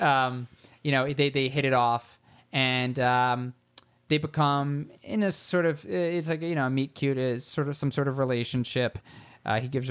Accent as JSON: {"language": "English", "town": "Philadelphia", "region": "Pennsylvania", "country": "United States", "said": "I am from Philly, and I love Philly."}